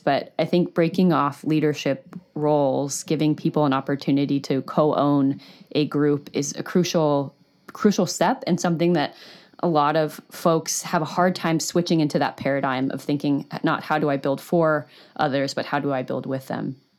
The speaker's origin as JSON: {"language": "English", "country": "United States", "said": "as an American"}